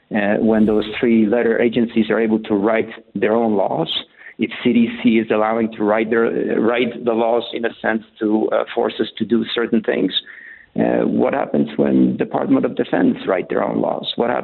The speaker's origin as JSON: {"language": "English", "country": "Poland", "tie": "born or raised there", "said": "I had when I was growing up in Poland. We used to listen to Radio Free Europe, which was sponsored by American government."}